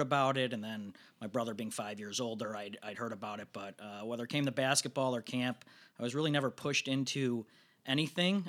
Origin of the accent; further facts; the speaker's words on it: Northbrook, Illinois, United States; I was from Northbrook